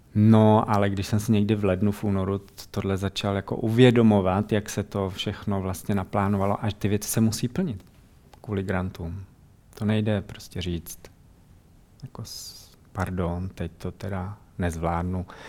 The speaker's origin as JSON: {"language": "Czech", "country": "Czechia", "also_born_or_lived": "Netherlands", "moved": "as an adult", "said": "jsme prostě z Čech"}